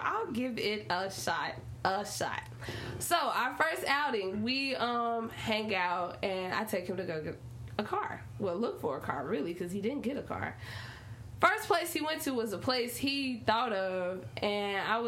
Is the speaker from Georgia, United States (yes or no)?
no; Memphis, Tennessee, United States; I'm from Memphis